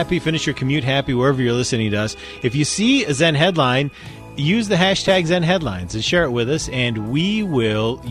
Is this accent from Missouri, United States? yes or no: no; Utah, United States; I'm from Utah